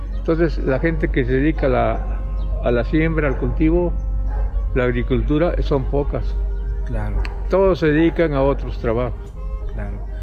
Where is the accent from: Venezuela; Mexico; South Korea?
Mexico; Sierra Sur, Oaxaca; now in Oaxaca, Mexico; yo en mi pueblo, desde muy pequeño, a la edad de 7, 8 años, ya trabajaba en la tierra.